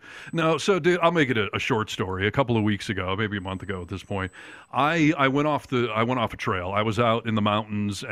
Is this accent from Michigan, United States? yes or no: yes; Michigan, United States; now in Sierra Nevada, United States; growing up in Michigan